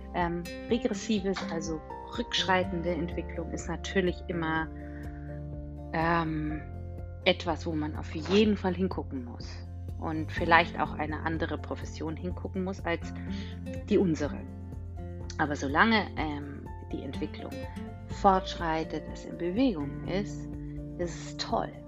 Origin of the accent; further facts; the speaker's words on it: Bavaria, Germany; Ich komme ja aus Bayern